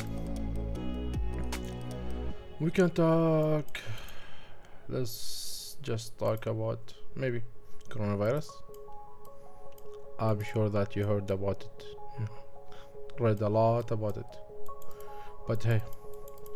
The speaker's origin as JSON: {"language": "English", "country": "Iraq", "said": "I'm from Iraq."}